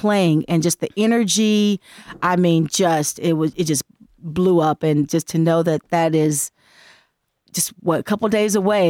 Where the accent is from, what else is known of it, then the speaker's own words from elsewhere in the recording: Los Angeles, California, United States; I'm from Los Angeles.